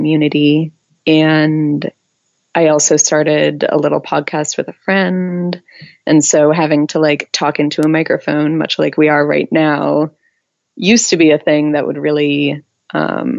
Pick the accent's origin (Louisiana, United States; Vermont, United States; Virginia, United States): Vermont, United States; Middlebury; now in Columbus, United States; my hometown of Middlebury, Vermont